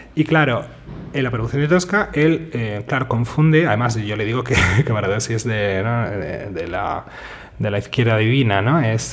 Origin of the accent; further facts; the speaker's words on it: Seville, Andalusia, Spain; Yo soy sevillano